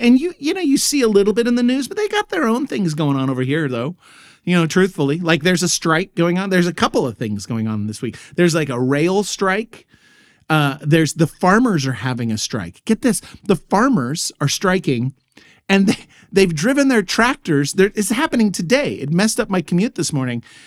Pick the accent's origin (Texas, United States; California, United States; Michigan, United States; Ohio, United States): Texas, United States; moved away as an adult; now in Germany; this Texas boy.